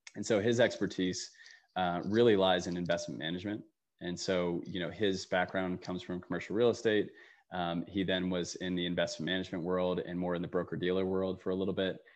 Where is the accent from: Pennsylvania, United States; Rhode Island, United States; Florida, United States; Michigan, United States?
Pennsylvania, United States; Allentown; moved away; I came home to my hometown of Allentown, Pennsylvania